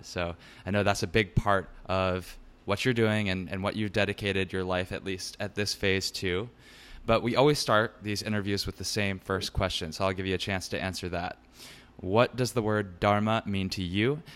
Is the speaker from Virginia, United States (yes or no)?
yes; Richmond, Virginia, United States; moved away; also born or lived in Brooklyn, New York; I'll be in Richmond, Virginia, my hometown